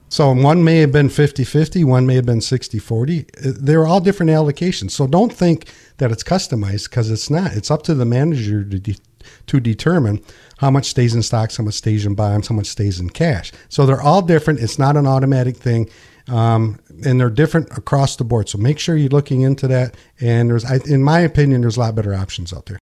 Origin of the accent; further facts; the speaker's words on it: Pinconning, Michigan, United States; also born or lived in Linwood, Michigan; I was born and raised here in Pin Ka Ning